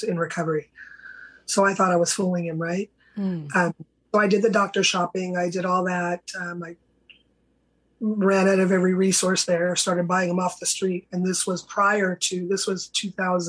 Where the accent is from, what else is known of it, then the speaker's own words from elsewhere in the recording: San Francisco Bay Area, California, United States; I grew up in California, a little small Bay Area, San Francisco Bay Area.